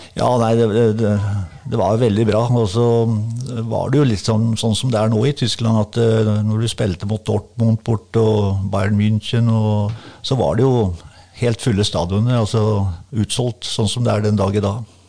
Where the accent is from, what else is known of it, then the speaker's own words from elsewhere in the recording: Bamble, Vestfold og Telemark, Norway; moved away as an adult; also born or lived in Berlin / Aarhus; Jeg starta jo i Bamble, der jeg kommer fra